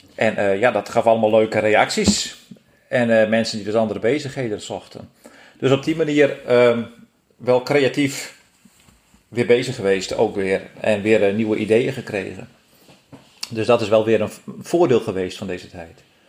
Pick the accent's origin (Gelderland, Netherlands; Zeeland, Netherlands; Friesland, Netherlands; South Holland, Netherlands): Friesland, Netherlands; Geboortejaar 1971, geboren in Friesland